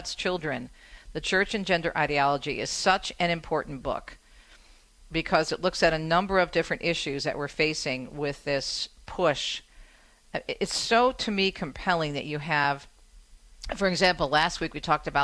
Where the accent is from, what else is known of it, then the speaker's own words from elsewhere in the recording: Michigan, United States; my home state